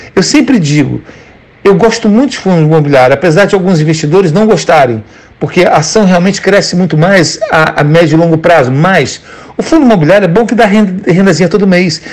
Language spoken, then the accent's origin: Portuguese; Brazil; moved away as an adult; now in United States; só tem quatro anos que eu saí do Brasil